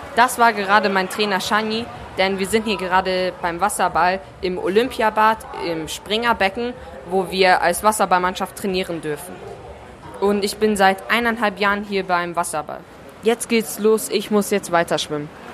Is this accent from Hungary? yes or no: yes; Hungary; moved away; zu Hause in meiner Heimat. Also ich komme aus Ungarn